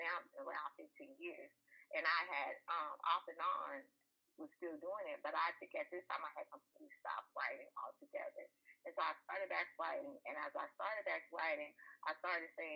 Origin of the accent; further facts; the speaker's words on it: Texas, United States; moved away as an adult; I'm from Texas